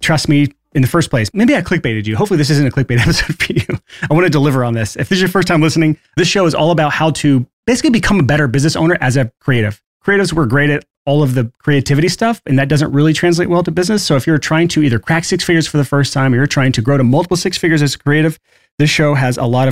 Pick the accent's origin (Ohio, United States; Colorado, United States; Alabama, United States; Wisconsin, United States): Alabama, United States; I'm from Alabama, so this is kind of the same mindset I grew up